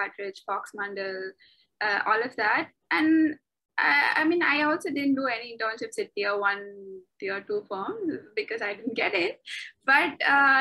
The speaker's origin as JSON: {"language": "English", "town": "Chennai", "region": "Tamil Nadu", "country": "India", "tie": "born or raised there", "also_born_or_lived": "Singapore", "moved": "as an adult", "lives_now": "Bangkok, Thailand", "said": "I am from Chennai. I was born in Chennai. I grew up in Chennai. I lived in Chennai for 23 years of my life until I moved out to Singapore."}